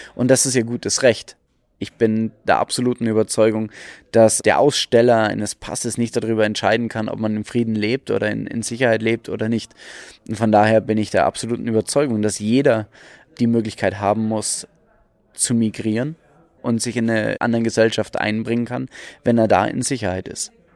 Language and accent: German; Germany; wir als Deutsche